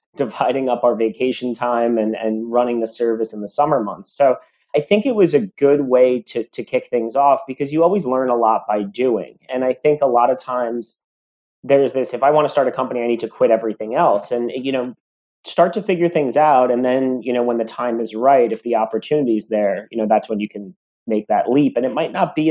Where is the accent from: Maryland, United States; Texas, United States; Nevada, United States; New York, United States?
New York, United States; East Hampton; also born or lived in Boston / South Florida; I grew up out in Eastern Long Island in East Hampton